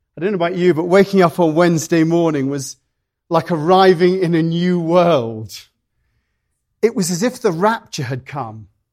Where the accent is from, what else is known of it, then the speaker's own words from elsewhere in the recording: United Kingdom; now in United States; being British